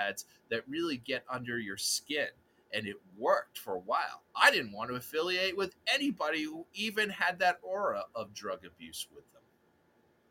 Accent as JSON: {"language": "English", "town": "Forge Village", "region": "Massachusetts", "country": "United States", "tie": "born or raised there", "said": "growing up in Forge Village"}